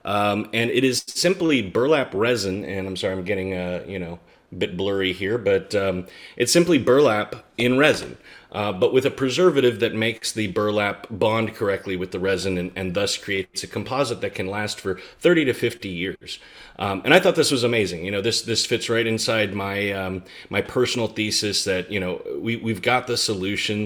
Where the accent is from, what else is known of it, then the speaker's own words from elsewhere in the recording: United States; I'm an American millennial